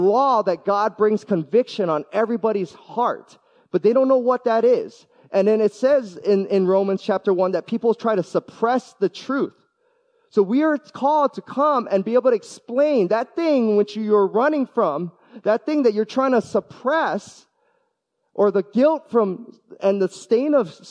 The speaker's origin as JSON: {"language": "English", "region": "Hawaii", "country": "United States", "tie": "born or raised there", "also_born_or_lived": "US mainland", "moved": "yes", "said": "I love being born and raised in Hawaii. I got to spend a decade on the mainland as well"}